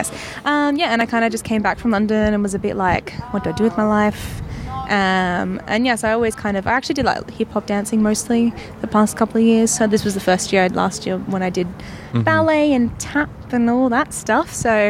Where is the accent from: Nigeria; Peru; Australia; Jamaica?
Australia; Perth, Western Australia; also born or lived in Melbourne; Yes. Well, no, I was born in Melbourne, and then I moved to Perth when I was about 8, and yeah.